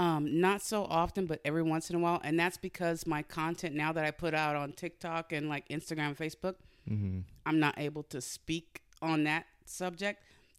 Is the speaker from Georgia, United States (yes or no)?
no; Modesto, California, United States; I grew up in Modesto.